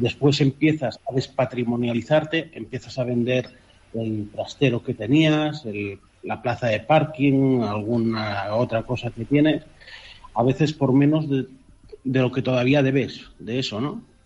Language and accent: Spanish; Canary Islands, Spain; moved away as an adult; also born or lived in Catalonia; now in Qatar; soy un canario nacido en Cataluña